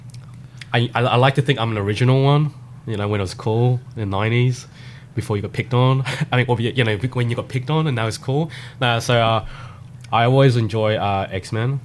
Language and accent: English; South Australia, Australia; also born or lived in Thailand; I moved to Australia practically a couple months old